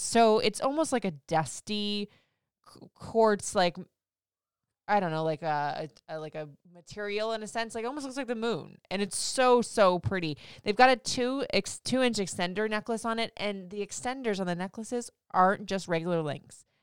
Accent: Florida, United States; now in DMV area, United States; I grew up in Florida, so I guess I never really realized, even though I've been away from Florida for, like, fifteen years

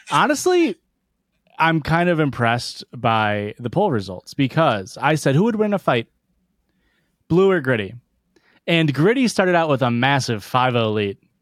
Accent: Midwest, United States; I'm from the Midwest

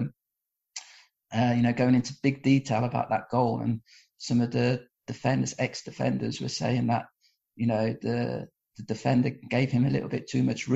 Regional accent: England, United Kingdom; now in Portugal; I was born and brought up in England

